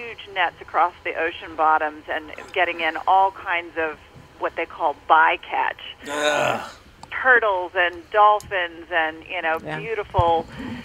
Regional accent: the South, United States; I grew up in the South eating burgers

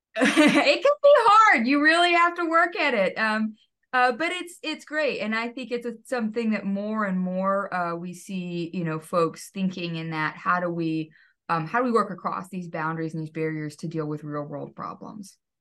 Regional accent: Texas, United States; I grew up in Texas

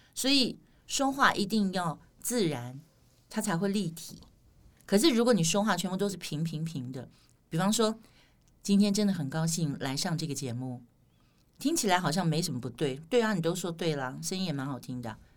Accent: Taiwan; accent: Taiwanese flavour (台湾味儿); 我们台湾人

